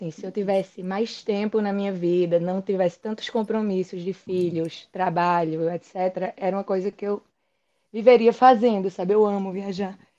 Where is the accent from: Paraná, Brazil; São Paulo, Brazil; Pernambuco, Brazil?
Pernambuco, Brazil; interior of; now in Recife, Brazil; na verdade eu sou do interior de Pernambuco. Sou nascida no interior de Pernambuco, vim morar aqui aos 14 anos